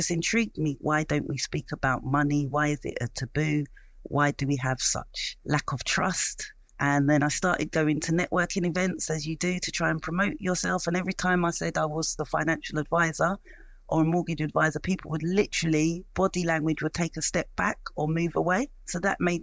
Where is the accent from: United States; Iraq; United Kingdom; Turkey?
United Kingdom; London; I was born in East London